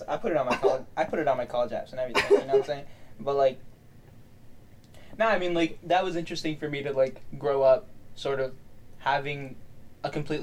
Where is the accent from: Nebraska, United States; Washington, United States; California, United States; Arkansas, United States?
California, United States; San Francisco; moved away; I'm from San Francisco. It's relatively far from where I live in San Francisco.